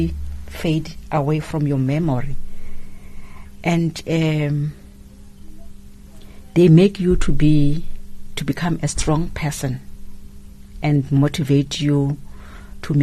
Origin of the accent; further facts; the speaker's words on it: Gauteng, South Africa; moved away; I'm from Gauteng. I was born in Gauteng and partly raised up there.